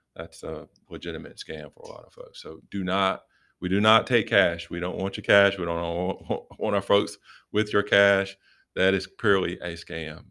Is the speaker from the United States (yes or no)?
yes; Rocky Mount, North Carolina, United States; moved away as an adult; I'm from Rocky Mount, Charlotte area